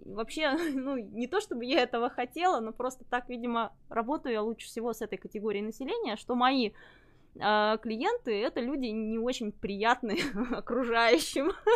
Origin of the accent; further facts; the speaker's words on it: Ulan-Ude, Buryatia, Russia; moved away as an adult; now in Novosibirsk, Russia; я родилась в Бурятии, в, город, в городе Улан-Удэ, учиться приехала в Новосибирск